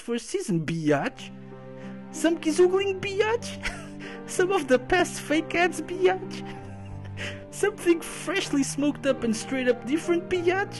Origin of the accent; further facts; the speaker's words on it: Portugal; I'm from Portugal